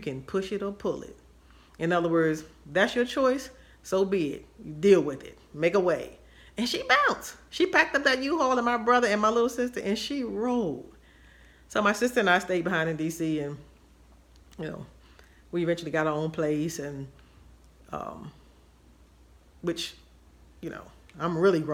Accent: Washington, District of Columbia, United States; I grew up in Washington, D.C., and my family was Baptist and proud Baptist

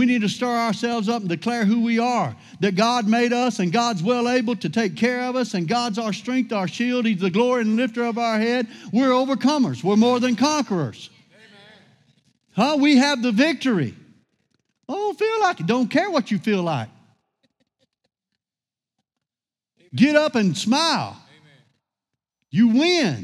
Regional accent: Louisiana, United States; I grew up in Louisiana

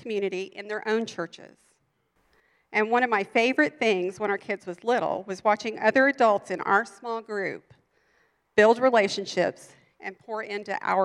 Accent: Texas, United States; moved away; I'd gone to some really big churches in Texas, and we're from Texas

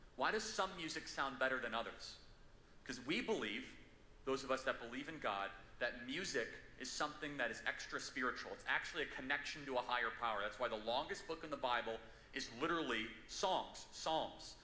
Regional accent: California, United States; I'm from California.

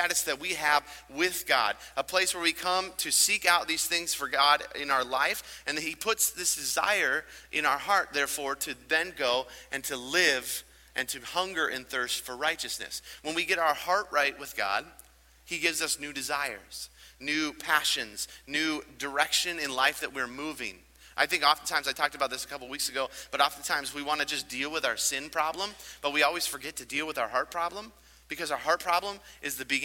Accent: United States; growing up in America

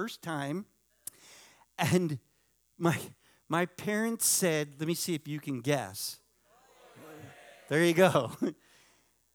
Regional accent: New York, United States; moved away; one of my first religious experiences where I grew up in New York

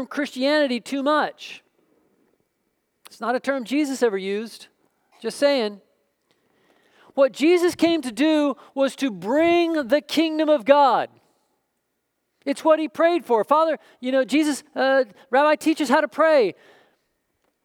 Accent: Oklahoma, United States; moved away; I grew up in Oklahoma

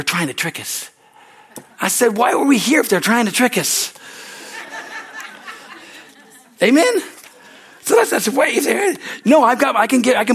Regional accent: California, United States; I came from California

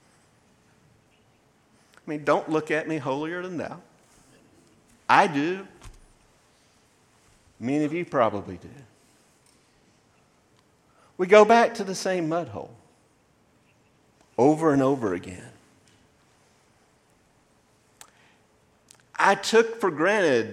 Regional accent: Maysville, United States; also born or lived in Dry Pond; before we moved to what I consider my hometown of Maysville, we lived in a community called Dry Pond

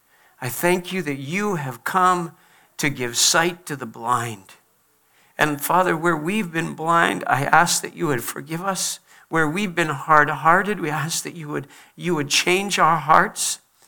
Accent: Liberia; born there; I was born in Liberia. My parents went to Liberia at a great cost.

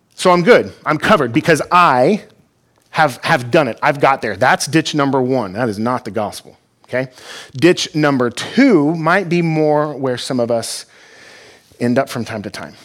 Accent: Fort Worth, Texas, United States; now in Granger, United States; I'm from Texas, from Fort Worth

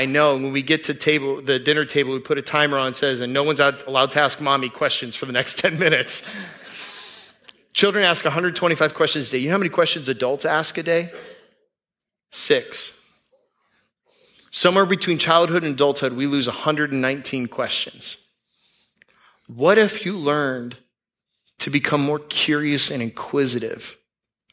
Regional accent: Tampa, Florida, United States; I grew up in Tampa. There wasn't that many celebrities when I was growing up in Tampa

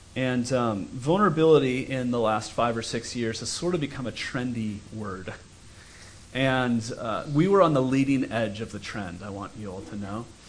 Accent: United States; we as American Christians

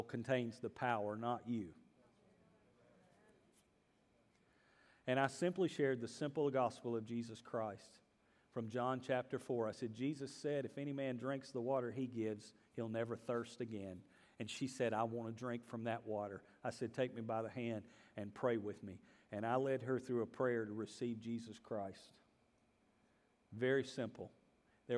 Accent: the American South, United States; those of us Southerners

